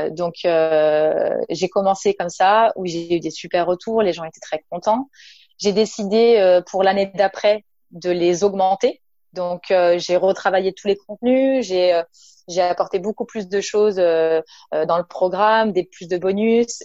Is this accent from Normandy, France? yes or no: no; Nice, Provence-Alpes-Côte d'Azur, France; je viens du sud de la France, je viens de Nice.